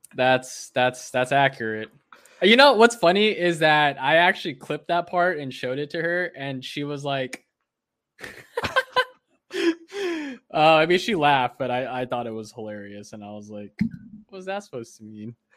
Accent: United States; as an American and as someone that roots for Team U S A in the Olympics

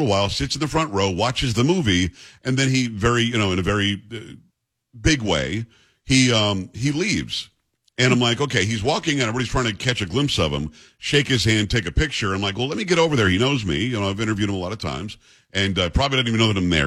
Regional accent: Lake Worth, Florida, United States; also born or lived in New York / Lantana, Florida; I'm from New York originally, but I grew up in South Florida. Mar-a-Lago is in Palm Beach County. I grew up in Palm Beach County

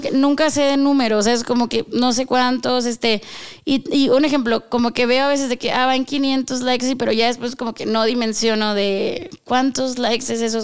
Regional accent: northern Mexico, Mexico; moved away as an adult; now in Mexico City, Mexico; Soy norteña

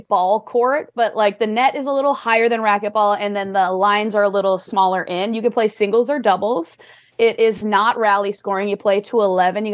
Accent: Midwest, United States; now in Los Angeles, United States; I'm from the Midwest

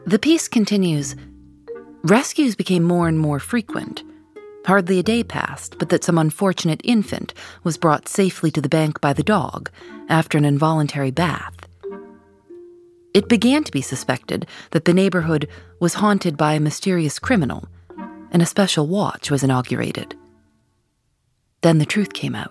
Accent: Chicago, Illinois, United States; When I was growing up in Chicago

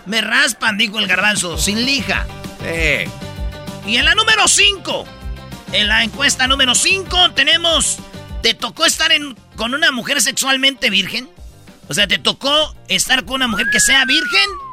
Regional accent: Jiquilpan, Michoacán, Mexico; que sí soy de Michoacán y que soy de Jiquilpan

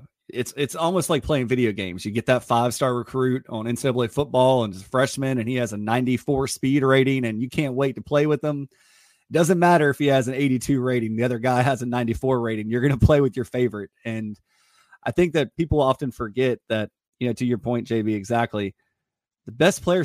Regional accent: Florence, South Carolina, United States; I'm from Florence

